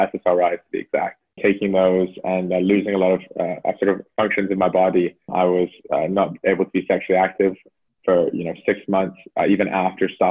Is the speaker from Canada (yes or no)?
yes; Canada; from Canada.